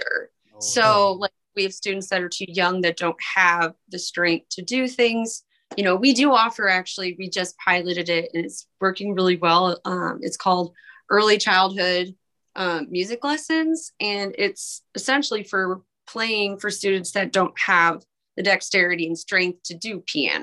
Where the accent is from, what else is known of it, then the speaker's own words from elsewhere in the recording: Michigan, United States; now in Fort Wayne, United States; I'm from Michigan, preschool's required